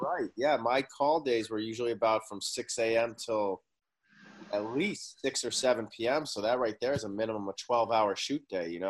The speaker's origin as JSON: {"language": "English", "town": "Boston", "region": "Massachusetts", "country": "United States", "tie": "born or raised there", "also_born_or_lived": "Oklahoma City, Oklahoma / Milan, Italy", "moved": "as an adult", "lives_now": "Los Angeles, United States", "said": "I was born in Oklahoma City, but I moved to Boston when I was about three"}